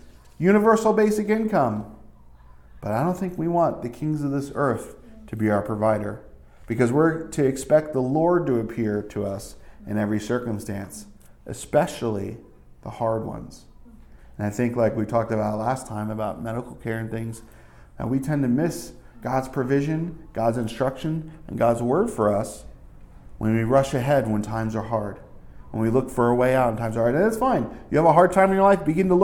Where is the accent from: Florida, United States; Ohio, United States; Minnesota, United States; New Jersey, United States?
New Jersey, United States; moved away; also born or lived in New York City / upstate New York; When we grew up in Jersey